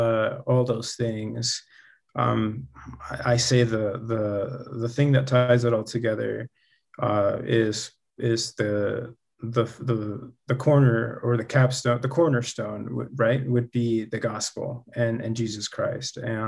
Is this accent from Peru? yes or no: yes; Peru; born there; Funny enough, I was born in Peru, so I actually found the church in Peru with my family, my entire family.